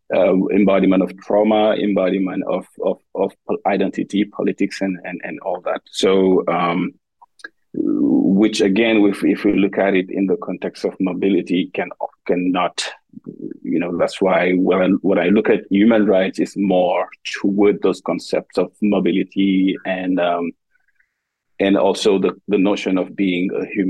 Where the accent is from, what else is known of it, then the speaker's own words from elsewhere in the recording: Senegal; moved away as an adult; now in United States; I am an assistant professor in the Department of Dance. I am originally from Senegal, West Africa. And I made my way to the US 10 years ago.